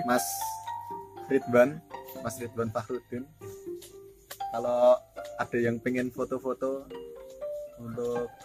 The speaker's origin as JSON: {"language": "Indonesian", "town": "Yogyakarta", "region": "Special Region of Yogyakarta", "country": "Indonesia", "said": "gini kue gue kan anak Jogja"}